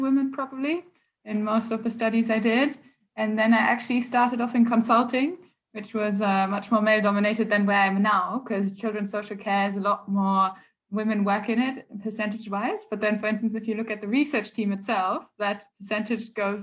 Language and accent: English; Germany; now in England, United Kingdom; I'm originally from Germany.